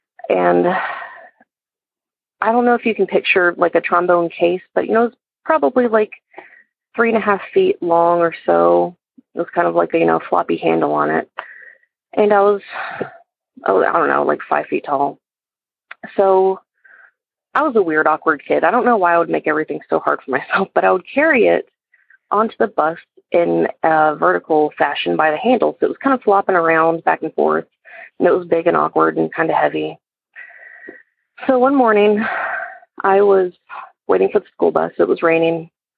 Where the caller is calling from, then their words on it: Georgia, United States; I'm calling from Georgia.